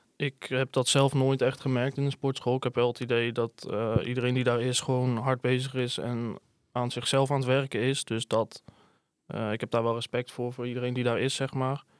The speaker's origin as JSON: {"language": "Dutch", "town": "Hedel", "region": "Gelderland", "country": "Netherlands", "said": "Ik kom uit Hedel."}